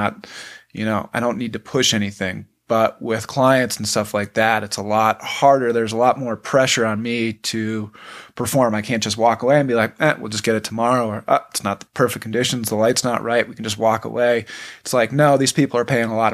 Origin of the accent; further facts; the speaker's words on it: Buffalo, New York, United States; moved away as an adult; I'm originally from Buffalo, New York. I grew up skiing